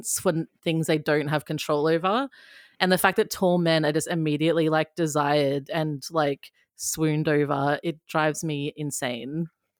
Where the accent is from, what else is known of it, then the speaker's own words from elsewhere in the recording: Queensland, Australia; I'm from Queensland.